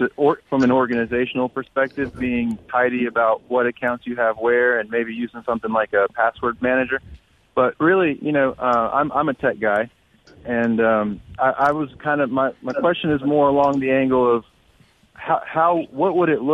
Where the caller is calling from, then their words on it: Starkville, Mississippi, United States; Hey, guys, I'm in Starkville.